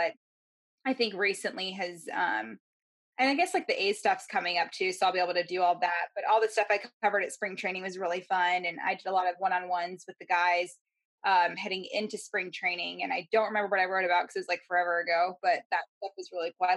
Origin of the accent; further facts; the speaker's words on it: Baltimore, Maryland, United States; I was born in Baltimore, so it was a lot of Colts and Ravens stuff growing up